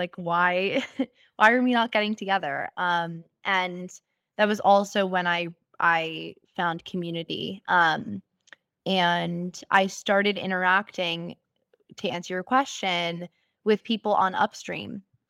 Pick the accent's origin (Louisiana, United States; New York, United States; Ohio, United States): New York, United States; And so growing up in America and in New York, of all places, where it's like a cultural melting pot, I saw all types of people.